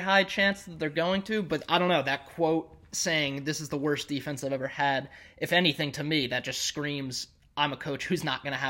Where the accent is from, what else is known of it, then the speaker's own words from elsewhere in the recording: New Jersey, United States; my mom and we're both from New Jersey, but my mom and her whole side of the family is from Boston